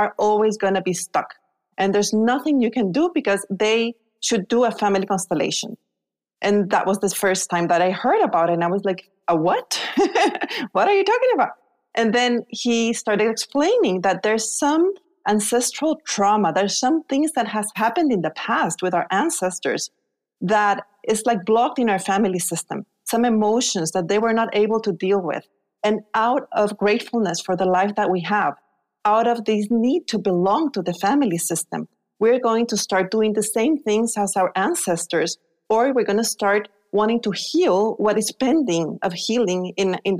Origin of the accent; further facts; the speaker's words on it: Guatemala; moved away as an adult; also born or lived in Spain; I was born in Guatemala.